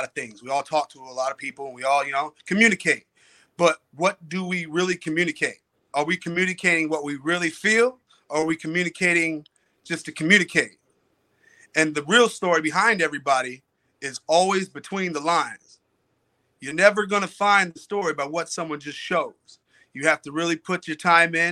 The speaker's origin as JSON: {"language": "English", "town": "Detroit", "region": "Michigan", "country": "United States", "tie": "born or raised there", "also_born_or_lived": "Fowlerville, Michigan", "said": "I'm from Detroit, Michigan. I grew up in Detroit. I was raised there for most of my childhood"}